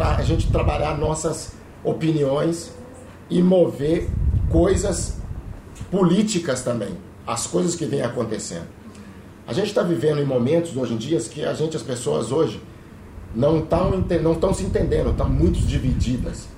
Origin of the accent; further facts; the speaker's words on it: Belo Horizonte, Minas Gerais, Brazil; eu sou de Belo Horizonte